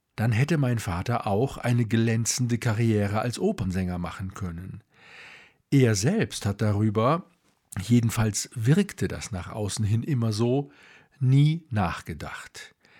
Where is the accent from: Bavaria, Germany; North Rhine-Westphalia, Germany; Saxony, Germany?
North Rhine-Westphalia, Germany; Duisburg; now in Munich, Germany; Geboren wurde ich 1960 im Sternzeichen des Skorpions in Duisburg genauer gesagt in Walsum, einem damals noch selbstständigen Ort, der vom Steinkohlebergbau lebte.